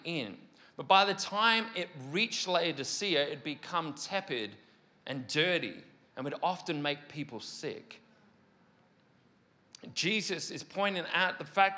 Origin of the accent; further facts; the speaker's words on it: Mid Wales, United Kingdom; moved away; my hometown in Mid Wales